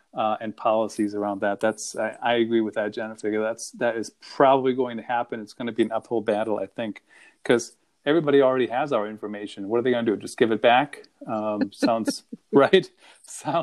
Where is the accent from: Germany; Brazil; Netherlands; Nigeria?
Germany; accent: German; that's my German accent